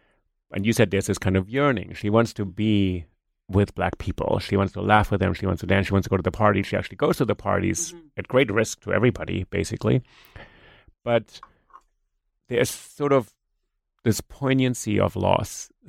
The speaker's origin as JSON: {"language": "English", "region": "New York", "country": "United States", "second_language": "English", "said": "if I say, you know, I'm a New Yorker, people look at me and say, well, yeah, but where are you really from? So it's kind of interesting because I have an accent."}